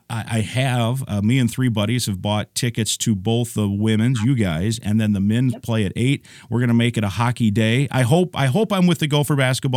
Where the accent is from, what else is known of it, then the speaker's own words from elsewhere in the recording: Iowa, United States; moved away; I grew up in Iowa. I grew up like 50 miles from both Fayette and Cedar Falls